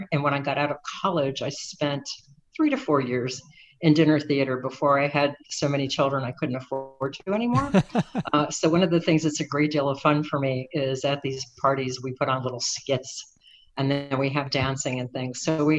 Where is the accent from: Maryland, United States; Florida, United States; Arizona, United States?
Florida, United States; Miami; I'm from Miami. And one of my favorite things about being from Miami is that I'm close to the Keys, and have spent my whole life going down to the Keys and Key West and the Keys in between.